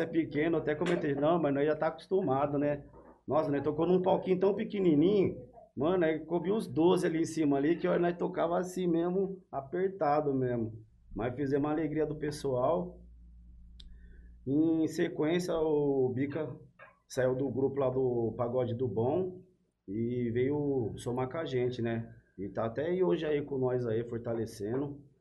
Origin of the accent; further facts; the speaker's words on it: São Paulo, Brazil; moved away; Eu, eu sou cria lá do Bela Vista, lá do Vai Vai, lá, né, do Bexiga